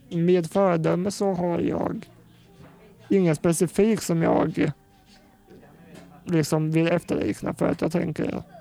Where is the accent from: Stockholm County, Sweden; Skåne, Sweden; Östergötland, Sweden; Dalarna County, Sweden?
Östergötland, Sweden; Finspång; also born or lived in Norrköping; Jag växte upp i Finspång, gjorde jag.